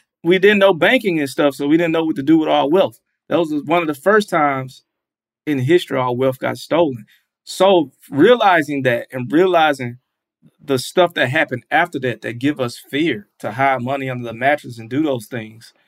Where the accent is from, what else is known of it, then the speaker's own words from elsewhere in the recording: Atlanta, Georgia, United States; moved away; I'm from the South